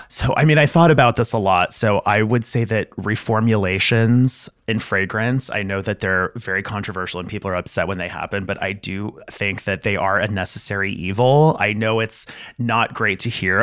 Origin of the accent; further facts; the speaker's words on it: El Paso, Texas, United States; I grew up in El Paso, Texas, right on the border between Texas and Mexico.